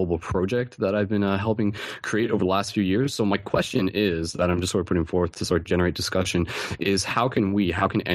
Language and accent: English; London, Ontario, Canada; I'm actually from London, Ontario